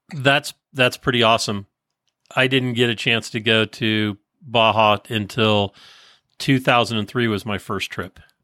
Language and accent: English; San Francisco Bay Area, California, United States; moved away as an adult; now in Placerville, United States; I was born in and raised in the San Francisco Bay Area, just outside of San Francisco